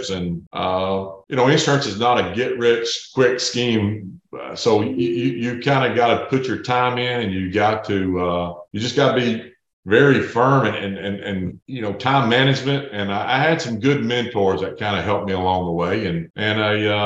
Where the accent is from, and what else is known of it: East Tennessee, United States; born or raised there